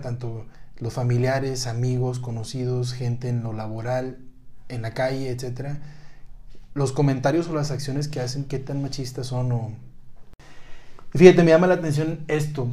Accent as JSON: {"language": "Spanish", "town": "Monterrey", "region": "Nuevo León", "country": "Mexico", "moved": "yes", "lives_now": "Mexico City, Mexico", "said": "yo que también soy de Monterrey, ahora me toca estar en Ciudad de México"}